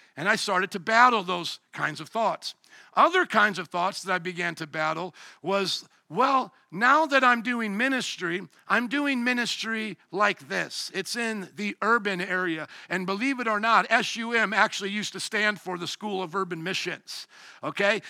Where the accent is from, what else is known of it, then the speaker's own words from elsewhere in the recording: Fort Wayne, Indiana, United States; moved away; also born or lived in New Orleans, Louisiana; I come from Fort Wayne, Indiana, the land of suburbs